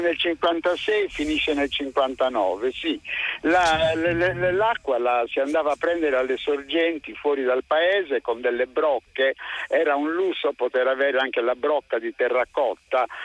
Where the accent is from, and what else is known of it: Sardinia, Italy; born or raised there